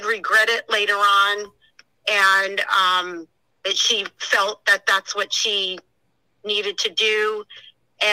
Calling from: Imperial Beach, California, United States; I'm calling from Imperial Beach, California

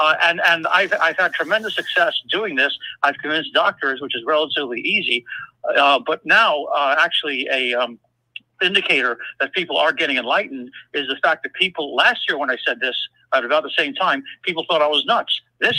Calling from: Denmark; from Denmark.

